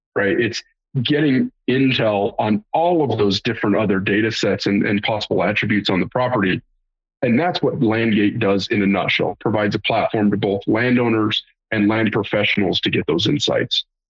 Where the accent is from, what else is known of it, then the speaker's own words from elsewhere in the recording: Great Plains, United States; I'm from the Great Plains